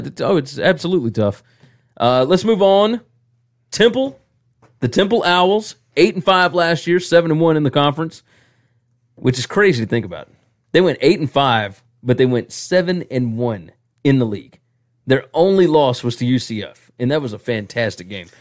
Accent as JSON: {"language": "English", "region": "the South", "country": "United States", "accent": "southern", "said": "my southern accent"}